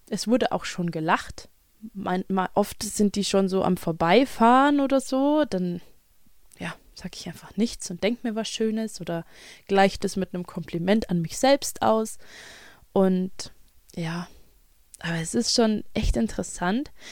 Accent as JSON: {"language": "German", "region": "Kentucky", "country": "United States", "tie": "born there", "said": "Ich bin kein New York Bronx Kid. Ich bin in Kentucky geboren und ähm, spreche Schulenglisch, ja."}